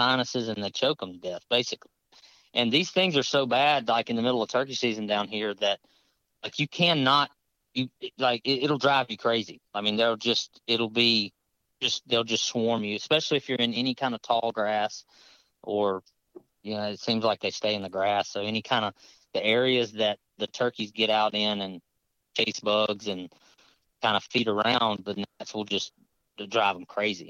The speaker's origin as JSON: {"language": "English", "region": "Southwest Mississippi", "country": "United States", "moved": "yes", "lives_now": "Baton Rouge, United States", "said": "I live just north of Baton Rouge and I'm from Southwest Mississippi."}